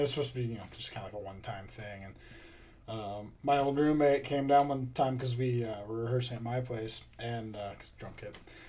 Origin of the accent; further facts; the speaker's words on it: North Platte, Nebraska, United States; I'm originally from North Platte, Nebraska.